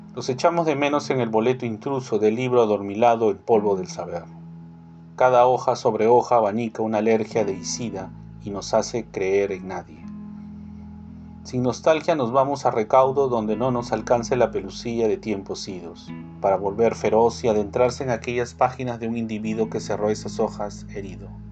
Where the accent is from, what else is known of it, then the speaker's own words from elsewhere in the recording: Lima, Peru; soy de Lima